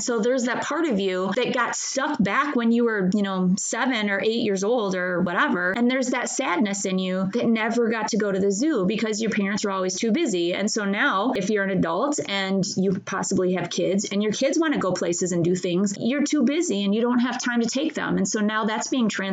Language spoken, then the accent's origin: English; Midwest, United States; where I grew up in the Midwest